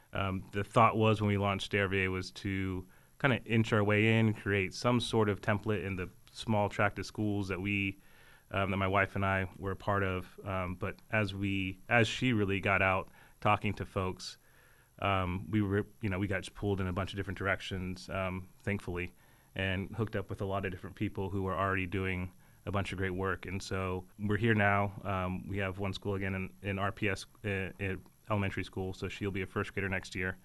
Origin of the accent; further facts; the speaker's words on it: Texas, United States; moved away as an adult; now in Richmond, United States; born and raised in Texas